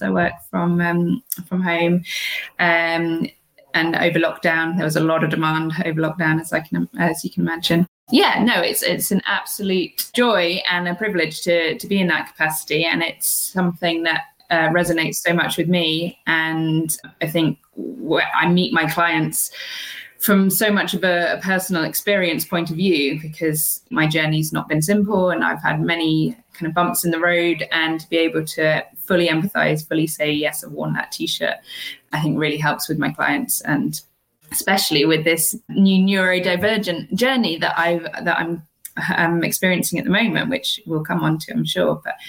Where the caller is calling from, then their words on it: Wiltshire, South West England, United Kingdom; I'm calling in from the UK in a very sleepy little countryside town in the middle of Wiltshire in the UK.